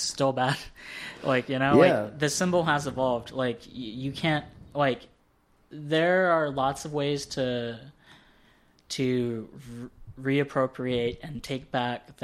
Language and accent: English; Tennessee, United States; now in Los Angeles, United States; I grew up in Tennessee